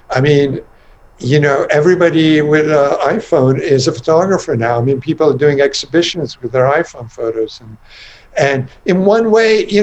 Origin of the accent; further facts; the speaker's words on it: England, United Kingdom; now in United States; I grew up in England and went to school there and then college in America and then later life in America